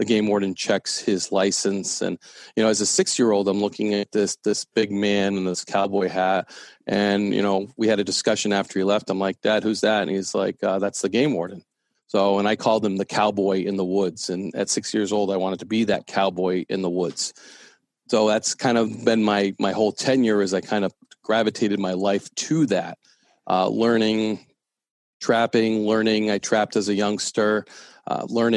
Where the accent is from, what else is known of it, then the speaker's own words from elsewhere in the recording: New Hampshire, United States; New Hampshire, my home state